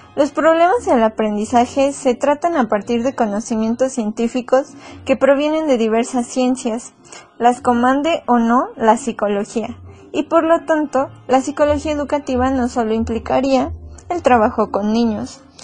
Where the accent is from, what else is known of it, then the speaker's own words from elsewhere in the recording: Mexico; Somos mexicanos